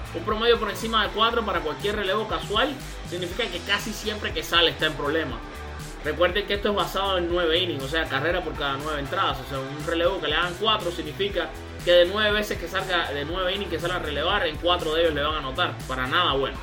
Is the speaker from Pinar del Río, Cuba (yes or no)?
no; Matanzas, Cuba; No es solamente cubano como yo, sino que también es matancero como yo, de mi, de mi pueblo, de mi ciudad, Matanzas